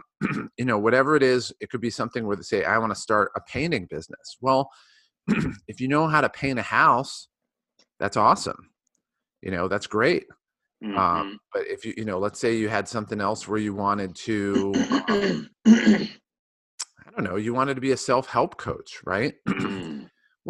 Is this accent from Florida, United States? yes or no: no; Ohio, United States; I grew up in Ohio